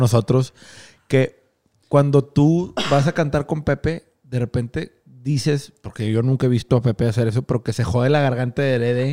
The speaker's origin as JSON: {"language": "Spanish", "town": "Monterrey", "region": "Nuevo León", "country": "Mexico", "said": "Que tenemos una gran cultura de trabajo como regios"}